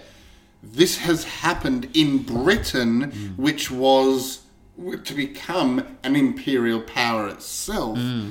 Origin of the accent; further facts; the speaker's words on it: Australia; we are Australian